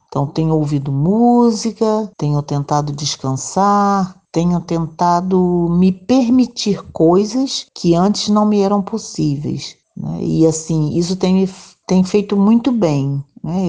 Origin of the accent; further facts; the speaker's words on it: Rio de Janeiro, Brazil; moved away as an adult; now in Vila Velha, Brazil; sou natural do Rio de Janeiro, estou aqui residindo no Espírito Santo, é, Vila Velha, Ponta da Fruta, desde 2003.